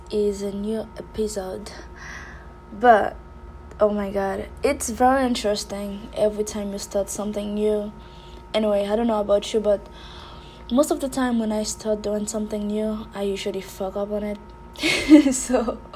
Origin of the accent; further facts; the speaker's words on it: Haiti; I was raised and born in Haiti